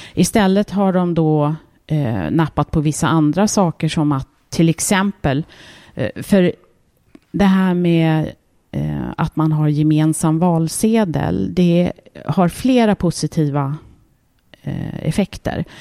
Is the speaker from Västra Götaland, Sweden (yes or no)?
no; Märsta, Stockholm County, Sweden; den gården där jag växte upp